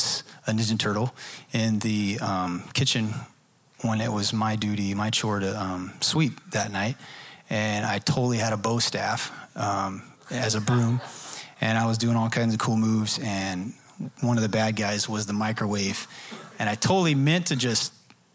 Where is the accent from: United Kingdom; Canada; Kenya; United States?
United States; Dallas, Texas; I'm from the Dallas area